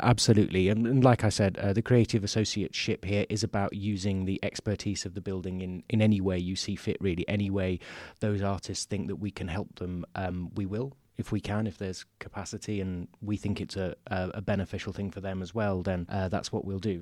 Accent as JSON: {"language": "English", "area": "Derbyshire", "region": "East Midlands", "country": "United Kingdom", "tie": "born or raised there", "moved": "as an adult", "lives_now": "Nottingham, United Kingdom", "said": "I'm from the region. I grew up in Derbyshire, and I went to college here in Nottingham"}